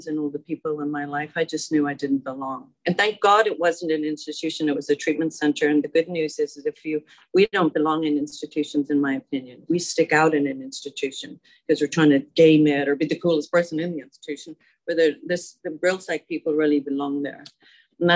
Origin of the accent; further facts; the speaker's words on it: Dublin, Leinster, Ireland; moved away as an adult; also born or lived in Germany; now in United States; I'm from Dublin, Ireland